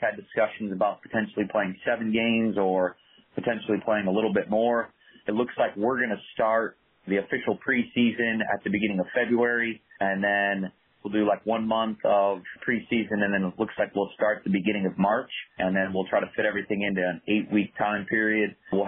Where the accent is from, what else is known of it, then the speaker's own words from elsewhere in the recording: Hudson, Ohio, United States; I'm originally from Hudson, Ohio, which is just north of Akron